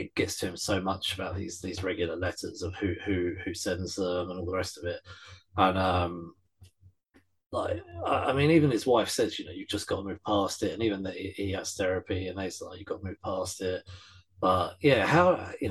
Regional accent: near the Thames, England, United Kingdom; It was raised because we're not far from the Thames

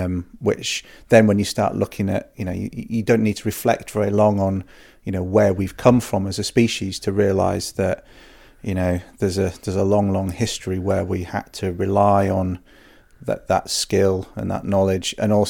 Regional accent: Wales, United Kingdom; also born or lived in Yorkshire; I grew up in the countryside. I was born in Yorkshire, and we moved to North Wales when I was five, and I was very fortunate to grow up in part of Snowdonia

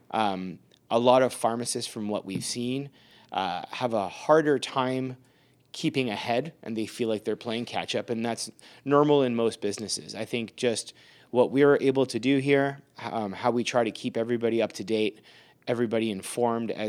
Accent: Canada; So I'm Canadian, you're Canadian by default, by citizenship.

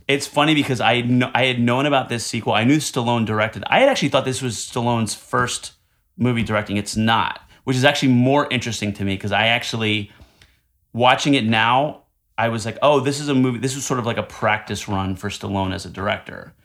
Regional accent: New Jersey, United States; now in Manhattan, United States; I'm Italian from Jersey

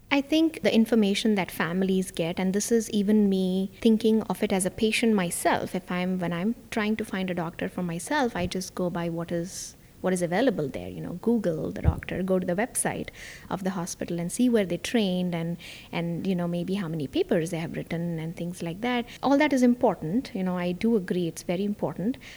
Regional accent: India; moved away as an adult; also born or lived in New York / Miami; now in Orlando, United States; I actually was born and raised in India, and that's where most of my family still is

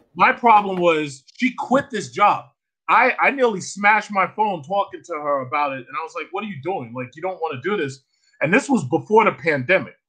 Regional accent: New York City, New York, United States; also born or lived in Asia / Hempstead, Long Island; I was born and raised in Queens, New York

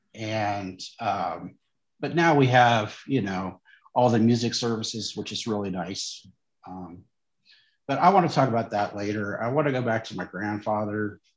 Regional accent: St. Joseph, Missouri, United States; where I grew up was in St. Joseph, Missouri, the metro area

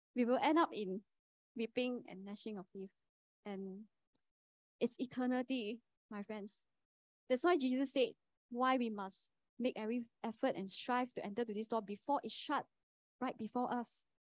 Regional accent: Kuantan, Pahang, Malaysia; moved away as an adult; now in Sungai Buloh, Malaysia; I'm from Kuantan.

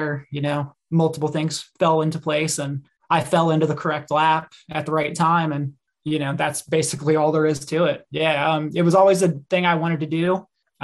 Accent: Mid-Atlantic, United States; moved away as an adult; also born or lived in Mississippi / Chattanooga; I grew up in the Mid-Atlantic

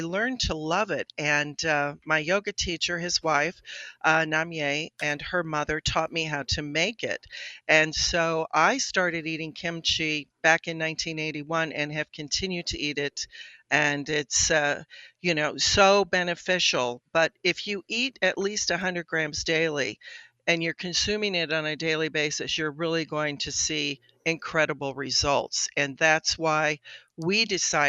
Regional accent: Colorado, United States; moved away as an adult; also born or lived in Boston; I grew up in Colorado.

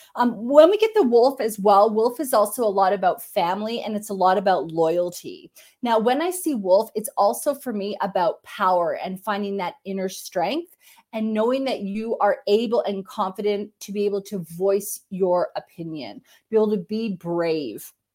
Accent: Canada; I'm Canadian

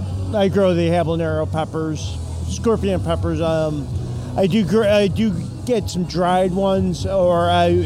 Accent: Evergreen Park, Illinois, United States; local guy, Evergreen Park.

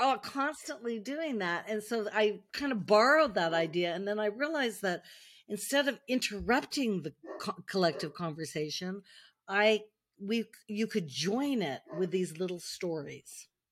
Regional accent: United States; moved away as an adult; now in France; I'm American, I live in, I've lived in France now most of my adult life

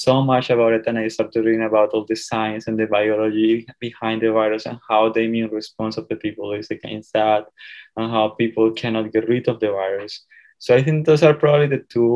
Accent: Colombia; moved away as an adult; now in Indiana, United States; I am originally from Colombia

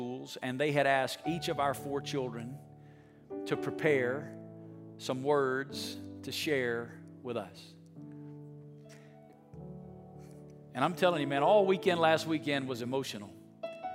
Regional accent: Alabama, United States; moved away as an adult; now in Las Vegas, United States; I'm from Alabama

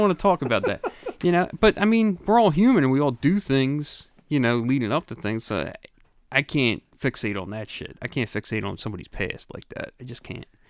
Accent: Philadelphia, Pennsylvania, United States; moved away; also born or lived in Delaware County, Pennsylvania; I grew up in Grace Ferry, and that was, you know, that was where I grew up

